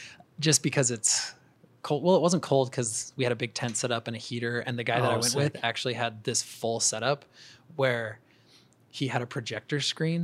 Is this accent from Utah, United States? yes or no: yes; Davis County, just north of Salt Lake, Utah, United States; also born or lived in Heber, Utah; So we're both from here. I grew up in Davis County. Okay. Just north of Salt Lake. So born and raised.